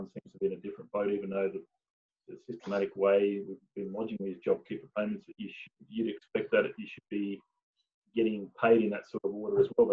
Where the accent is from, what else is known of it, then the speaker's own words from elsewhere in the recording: Tasmania, Australia; moved away; I was born and bred in Tasmania